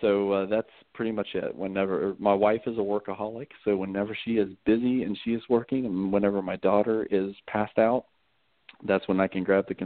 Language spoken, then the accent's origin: English; West Virginia, United States; also born or lived in Pennsylvania; I mean, my wife is originally from Poland. I'm originally from West Virginia. But we've lived up north. We've lived in Virginia. We've lived in Pennsylvania. We've moved around